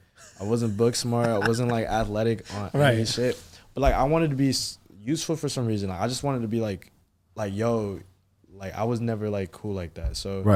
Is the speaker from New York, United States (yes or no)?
no; Hyattsville, Prince George's County, Maryland, United States; I grew up in Hinesville, PG County.